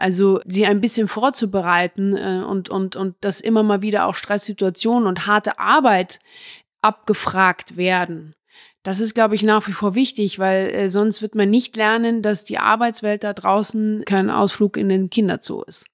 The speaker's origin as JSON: {"language": "German", "town": "Munich", "region": "Bavaria", "country": "Germany", "tie": "born or raised there", "said": "ich bin hier in München zur Schule gegangen, beispielsweise auf eine normale Schule"}